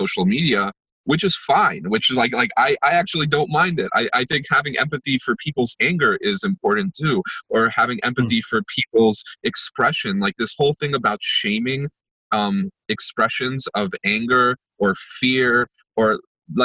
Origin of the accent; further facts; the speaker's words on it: United States; also born or lived in Jerusalem, Israel; I was born in Jerusalem in Israel, and I always think like, wow, if my parents didn't bring me to the States, like I grew up in Jersey and New York